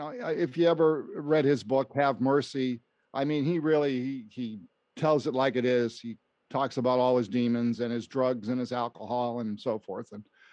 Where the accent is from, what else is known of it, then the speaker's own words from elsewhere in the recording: Western Massachusetts, United States; stations local to where I grew up in Western Massachusetts, WHYN in Springfield, and WDRC in Hartford